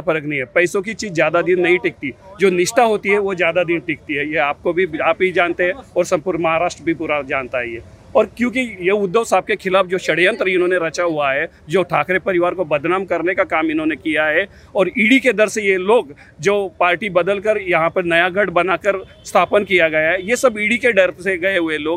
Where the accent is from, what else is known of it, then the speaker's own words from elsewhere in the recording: Chalisgaon, Maharashtra, India; हम जलगांव डिस्ट्रिक्ट से चालीस गाँव से यहाँ आए हैं